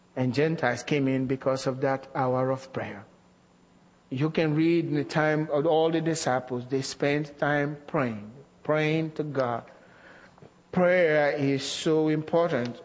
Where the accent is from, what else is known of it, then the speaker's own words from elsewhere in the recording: Nigeria; moved away; as a young Christian growing up in Nigeria